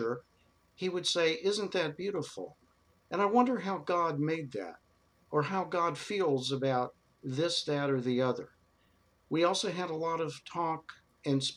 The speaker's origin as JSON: {"language": "English", "town": "Dallas", "region": "Texas", "country": "United States", "tie": "born or raised there", "moved": "yes", "said": "I became a rabbi growing up in Texas"}